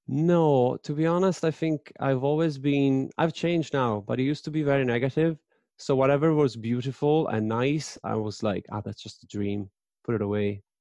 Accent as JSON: {"language": "English", "town": "Padua", "region": "Veneto", "country": "Italy", "tie": "born or raised there", "said": "I'm from Padova, which is in Veneto."}